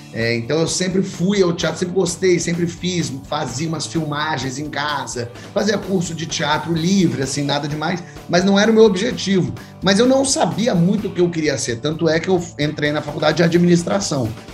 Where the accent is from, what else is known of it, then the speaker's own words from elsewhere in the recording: São Paulo, Brazil; moved away as an adult; now in Rio de Janeiro, Brazil; Eu morei em São Paulo até os 19 anos, é, então esse ano eu completo meio a meio, porque agora eu tô com 38 e 19 morando no Rio.